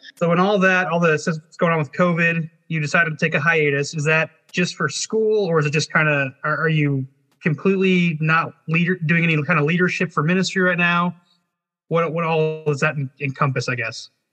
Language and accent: English; Arizona, United States; he and I are from the same area. We're both grew up Nazarene, but like we're from the Arizona, so the the Southwest